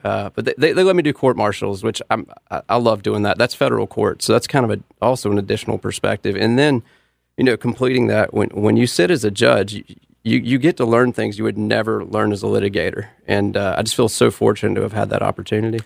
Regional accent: Charlotte, North Carolina, United States; I grew up in East Charlotte, uh, went to Independence High School in Mint Hill

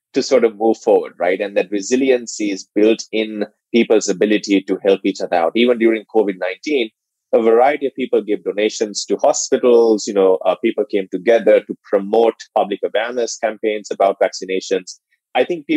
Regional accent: Sri Lanka; moved away as an adult; now in United States; I was born and raised in Sri Lanka

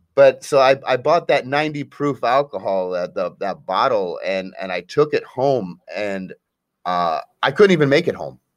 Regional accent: Akron, Ohio, United States; I'm actually from Akron, Ohio

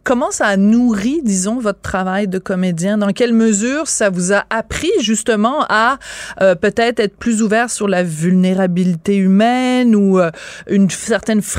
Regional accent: Quebec City, Quebec, Canada; Moi, je viens de Québec.

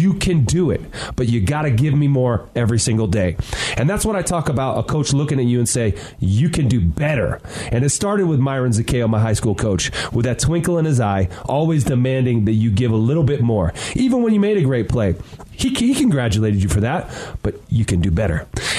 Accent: Bay Area, California, United States; I grew up in the Bay Area. The 49ers were my team

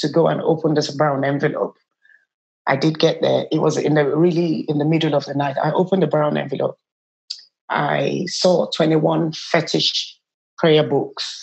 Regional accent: Nigeria; moved away as an adult; I'm originally from Nigeria. I've been in this country for the past over 20 years

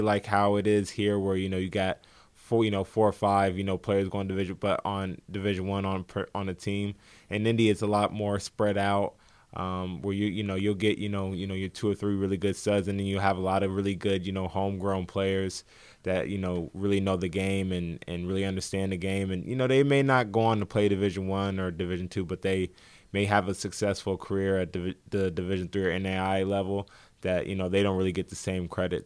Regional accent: Indianapolis, Indiana, United States; I grew up in the heart of Indy, you know, on the north side

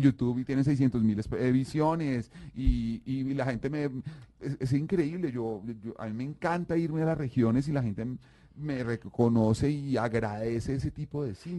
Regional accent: Colombia

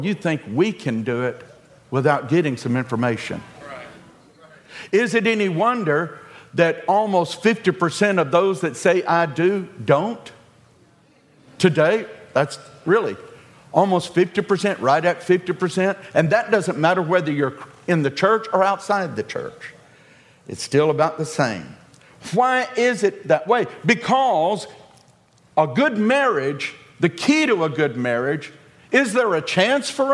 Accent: the South, United States; We're from the South

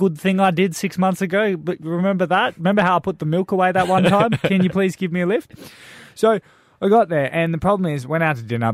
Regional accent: Perth, Western Australia, Australia; We're from Perth

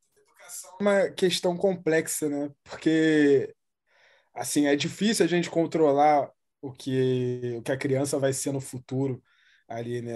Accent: Rio de Janeiro, Brazil; eu cresci no, no Morro do Jacarezinho, aqui na zona norte do Rio

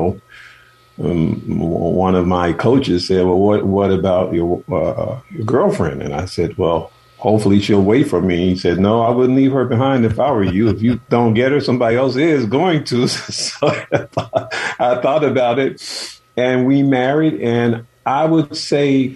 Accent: Chicago, Illinois, United States; moved away as an adult; also born or lived in Oakland / San Francisco; I'm from Chicago, and my mother and father had 13 children, and I was the last of the 13

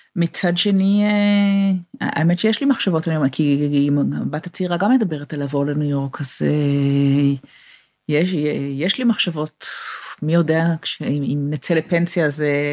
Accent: Israel; moved away as an adult; also born or lived in England / Boston; now in California, United States; אני נולדתי בישראל, אני גדלתי בישראל

